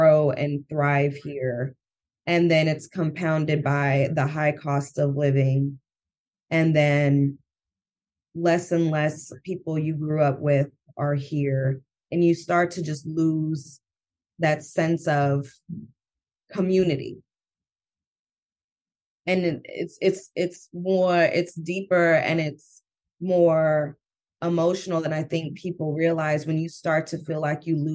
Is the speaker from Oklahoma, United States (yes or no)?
no; Oakland, California, United States; now in Emeryville, United States; I grew up in Oakland.